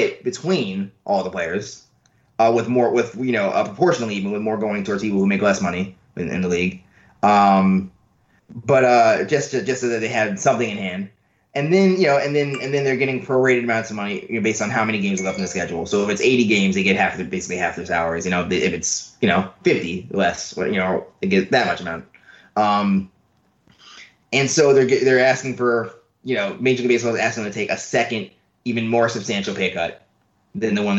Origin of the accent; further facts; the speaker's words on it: New York City, New York, United States; I grew up in New York, right? I grew up in, like, in a neighborhood in Queens